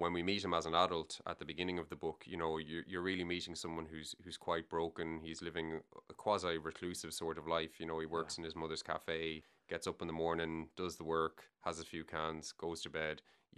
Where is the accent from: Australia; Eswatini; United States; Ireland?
Ireland; Galway, Connacht; also born or lived in Dublin; So I was born in Dublin, but I grew up in Galway. We moved to Galway when I was three.